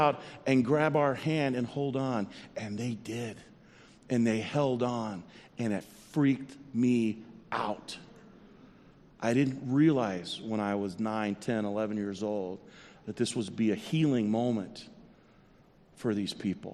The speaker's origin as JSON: {"language": "English", "region": "South Central Texas", "country": "United States", "tie": "born or raised there", "said": "I grew up in South Central Texas in the early 70s"}